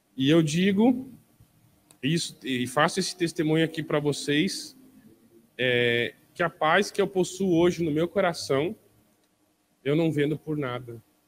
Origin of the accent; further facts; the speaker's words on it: Porto Alegre, Rio Grande do Sul, Brazil; Eu nasci em Porto Alegre, numa família de classe média baixa